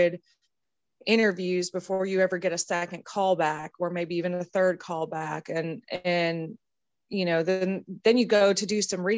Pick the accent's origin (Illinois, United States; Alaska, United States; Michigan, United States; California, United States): California, United States; growing up in California in a small horse ranch in a very small town.